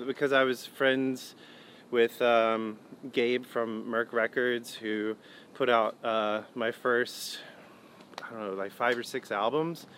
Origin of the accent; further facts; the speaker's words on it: Hickory, North Carolina, United States; also born or lived in Eden, North Carolina / Winston-Salem, North Carolina; then we moved to Hickory where I grew up